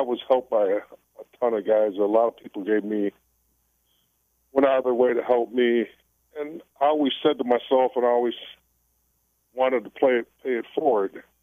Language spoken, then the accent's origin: English; United States; in Japan, I was considered a Japanese wrestler being an American.